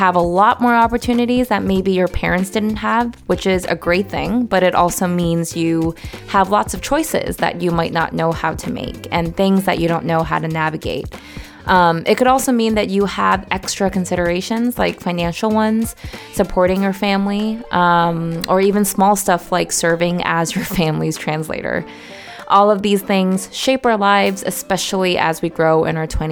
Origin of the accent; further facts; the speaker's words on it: New York City, New York, United States; moved away as an adult; now in Hong Kong; I was born and raised in New York City, and my parents immigrated from the southern part of China